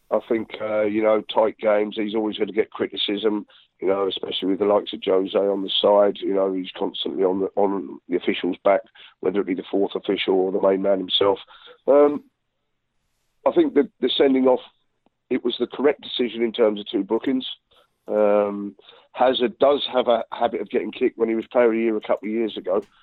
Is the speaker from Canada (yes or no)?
no; England, United Kingdom; I'm an Englishman as well